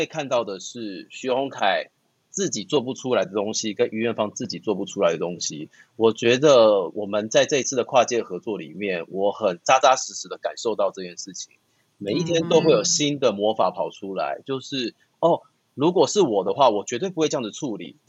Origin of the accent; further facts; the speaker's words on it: Taiwan; 那或许身为台湾人，身为亚洲人，身为在这样子的环境成长的这些